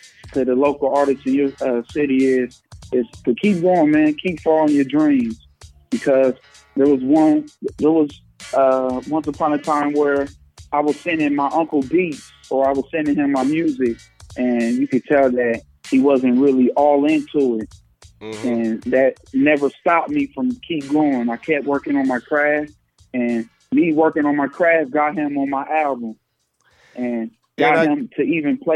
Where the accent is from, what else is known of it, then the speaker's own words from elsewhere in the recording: Springfield, Ohio, United States; I was born in Springfield, Ohio